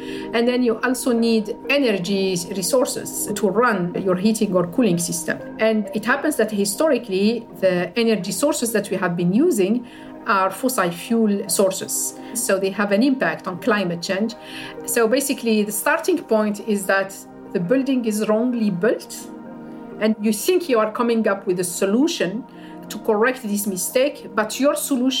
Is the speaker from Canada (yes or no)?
no; Algiers, Algiers Province, Algeria; I grew up in Algiers, in the capital city, and I grew up in a nice part of Algiers